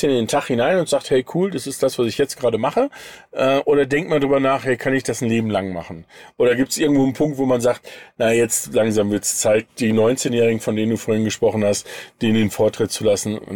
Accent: North Rhine-Westphalia, Germany; ich komme aus dem Sauerland, aber mein Vater war Berufssoldat und ich bin mein Leben lang durch die Weltgeschichte gezogen.

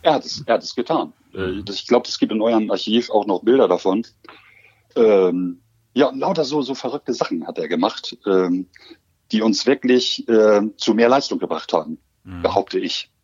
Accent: Hamburg, Germany; moved away as an adult; also born or lived in Osnabrück; meine Heimatstadt

